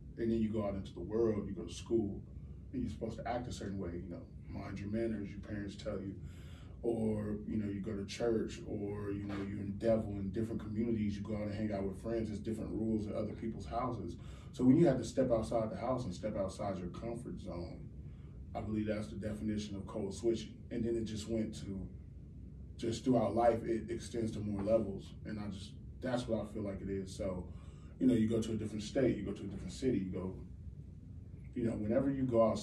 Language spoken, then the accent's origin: English; Kansas City, Missouri, United States; I'm from Kansas City, Missouri